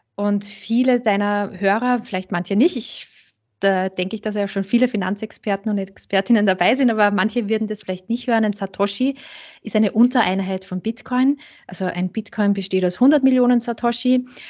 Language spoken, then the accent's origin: German; St. Pölten, Lower Austria, Austria; ich komme äh, aus St. Pölten, aus Niederösterreich, nicht so weit weg vom Burgenland.